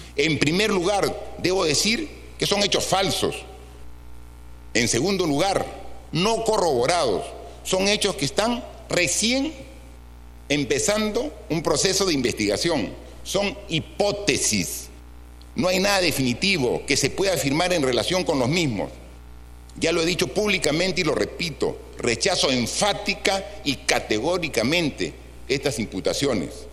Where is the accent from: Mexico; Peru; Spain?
Peru